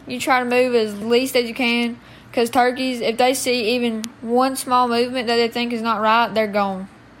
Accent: Heflin, Alabama, United States; I'm 12, and we're from Heflin, Alabama.

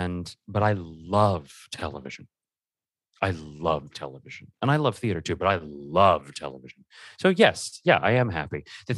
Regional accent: Los Alamitos, California, United States; moved away as an adult; also born or lived in New York; now in Los Angeles, United States; I'm from Los Alamitos, California.

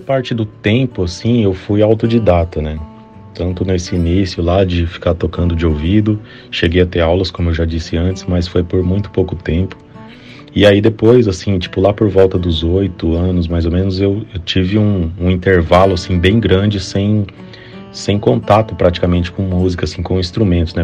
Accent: Campo Grande, Mato Grosso do Sul, Brazil; Eu sou de Campo Grande, Mato Grosso do Sul, eu tive contato com música, assim, desde criança

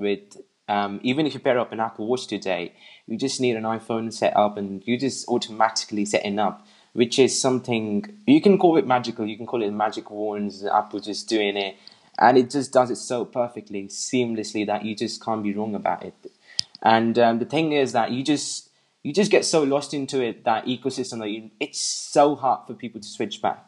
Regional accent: England, United Kingdom; I'm from England

